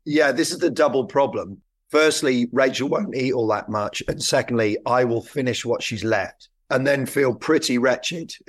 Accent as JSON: {"language": "English", "town": "Haslemere", "region": "South East England", "country": "United Kingdom", "tie": "born or raised there", "said": "My parents lived just outside Hazelmere. in Surrey."}